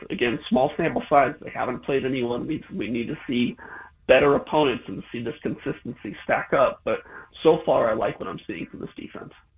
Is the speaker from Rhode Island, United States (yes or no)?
no; Eugene, Oregon, United States; I grew up in Eugene. I went to South Eugene